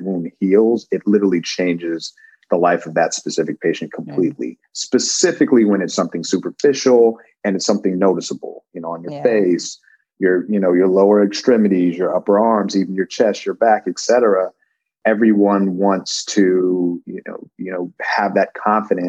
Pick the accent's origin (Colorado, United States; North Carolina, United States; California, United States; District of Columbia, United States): Colorado, United States; Denver; moved away; I'm originally from Denver, Colorado